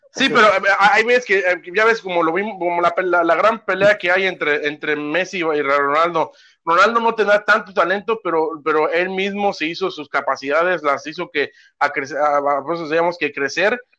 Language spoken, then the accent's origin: Spanish; Mexico; now in United States